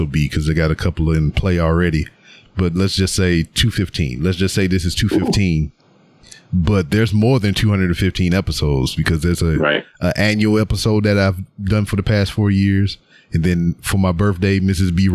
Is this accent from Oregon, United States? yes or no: no; Lake Charles, Louisiana, United States; moved away as an adult; now in Houston, United States; I'm from Louisiana and I lived there 18 years of my life